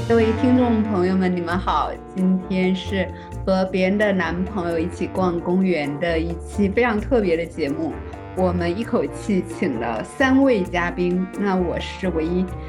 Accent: Fujian, China; 其实我是闽南人

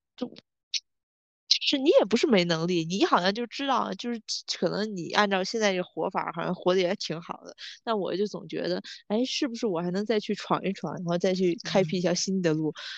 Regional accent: Tianjin, China; 我们两个人就是来自天，一个极度摆烂的一个城市

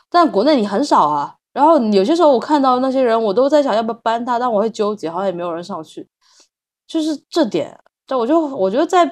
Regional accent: China; moved away as an adult; 在中国的话，小我们小时候在中国的话，你看到一个老外，我感觉会大家都在看那个老外吧

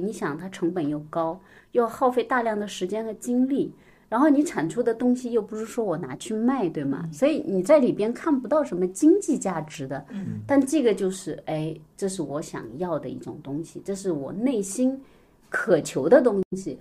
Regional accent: Wenzhou, Zhejiang, China; now in Shanghai, China; 我是温州人

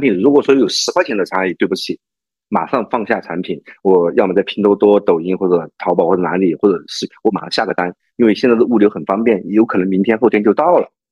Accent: China; 我们中国人太灵活了

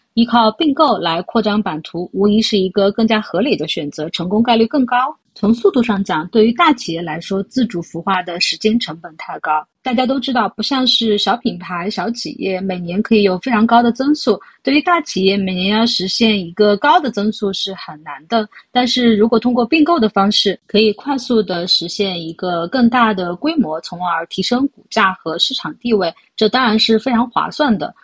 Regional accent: China; 对于我们中国人来说

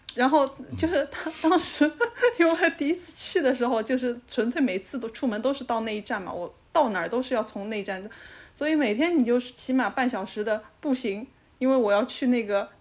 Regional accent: Shanghai, China; 我们上海人的思维

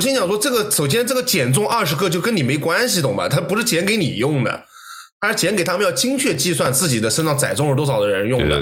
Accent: China; moved away; 我们中国人

